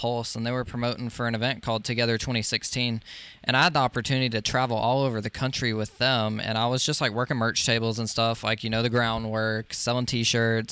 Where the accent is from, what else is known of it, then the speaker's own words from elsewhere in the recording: Social Circle, Georgia, United States; my hometown of Social Circle, Georgia